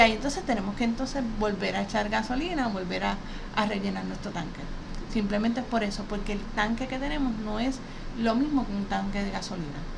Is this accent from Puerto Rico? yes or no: yes; Puerto Rico; nosotros aquí en Puerto Rico